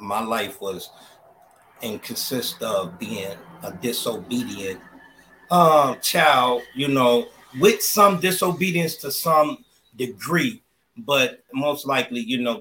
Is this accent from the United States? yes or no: yes; Chicago, Illinois, United States; I grew up in Chicago, Illinois, in the All Gale Gardens